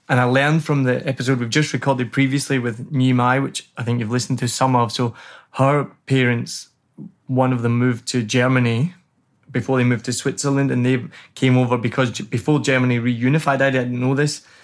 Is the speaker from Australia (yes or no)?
no; Glasgow, Scotland, United Kingdom; I'm from Glasgow, and we we had a really good scene as well. So when I was growing up, as I said, I was mostly into kind of indie rock and roll music